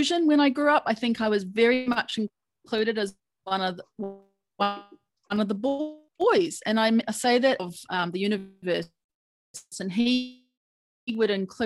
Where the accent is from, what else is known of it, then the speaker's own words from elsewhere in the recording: New Zealand; I was born and raised in New Zealand